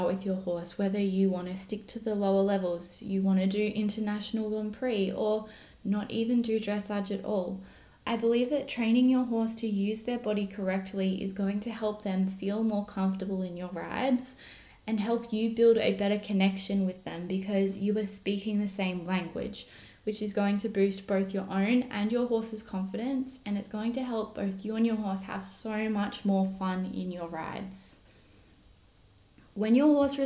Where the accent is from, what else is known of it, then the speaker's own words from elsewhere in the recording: Australia; also born or lived in Germany; I am an Australian dressage trainer and coach based out of the Southern Highlands, New South Wales